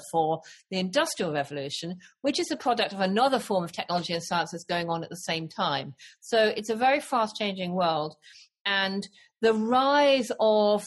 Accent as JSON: {"language": "English", "country": "United Kingdom", "said": "I'm British, not from your side of the Atlantic."}